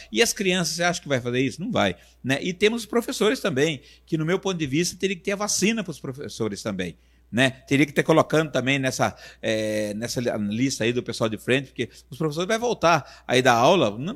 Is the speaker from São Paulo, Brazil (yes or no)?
no; Paraná, Brazil; eu falei, nossa, só eu vim do Paraná, no meio do mato e agora voltei de novo praticamente.